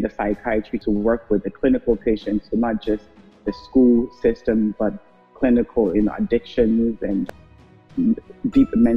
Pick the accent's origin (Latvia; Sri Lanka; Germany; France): Germany; moved away as an adult; now in Port Harcourt, Nigeria; My background is Ghanaian German. My parents are Ghanaian, but I grew up in Germany